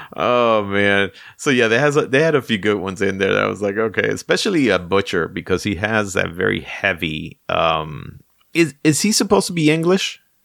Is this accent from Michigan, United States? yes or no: no; New York City, New York, United States; I grew up in the Bronx